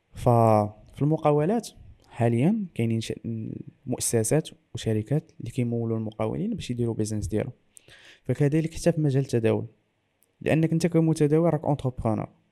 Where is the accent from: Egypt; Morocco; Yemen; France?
Morocco; انني انا مغربي